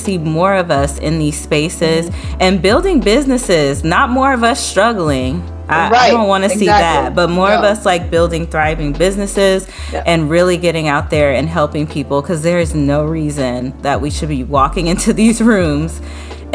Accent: New Orleans, Louisiana, United States; I grew up in New Orleans

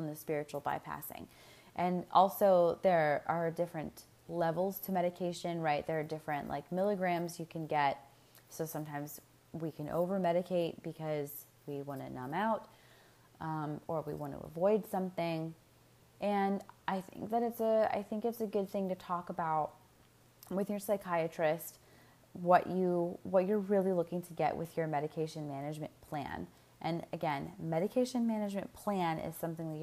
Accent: United States; I'm speaking as an American, we as Americans

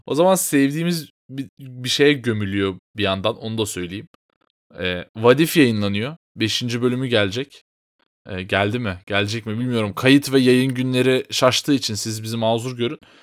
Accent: Turkey

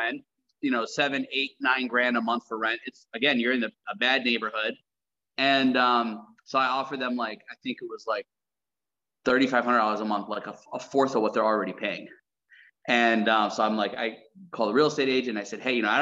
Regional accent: South Side, New York, United States; also born or lived in Tacoma, Washington / Jordan; We grew up on the South Side in New York, very rough neighborhood

